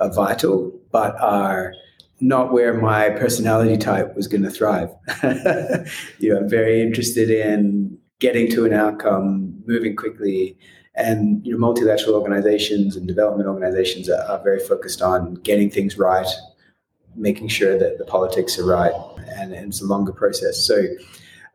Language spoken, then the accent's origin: English; Australia; moved away as an adult; also born or lived in United States; now in Nairobi, Kenya; I grew up in Australia